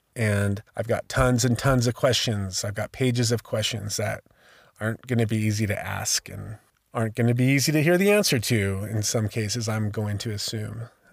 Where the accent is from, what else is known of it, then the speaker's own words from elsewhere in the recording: Sacramento, California, United States; I was born in 1971 in Sacramento, California